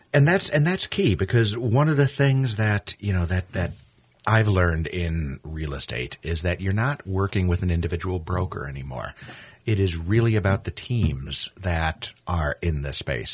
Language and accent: English; New York, United States; now in Minnesota, United States; as a New Yorker